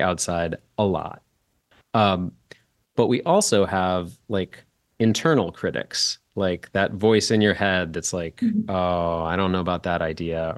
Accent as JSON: {"language": "English", "town": "St. Louis", "region": "Missouri", "country": "United States", "said": "That's where I'm from"}